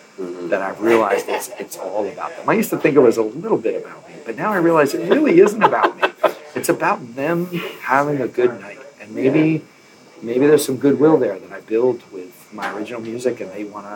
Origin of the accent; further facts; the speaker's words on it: near Asbury Park, New Jersey, United States; I grew up at the shore, so I grew up near Asbury Park.